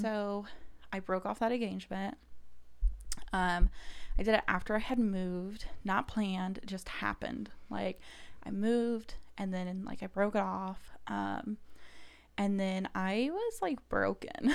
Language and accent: English; Kansas City, Missouri, United States; moved away as an adult; also born or lived in Saint Louis / Mississippi; now in Indianapolis, United States; grew up in Kansas City, went to college in Saint Louis